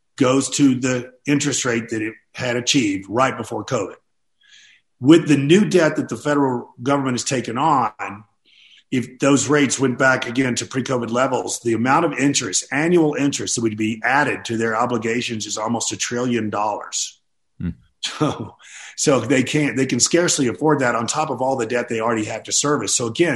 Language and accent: English; Nashville, Tennessee, United States; my hometown of Nashville, Tennessee, which is booming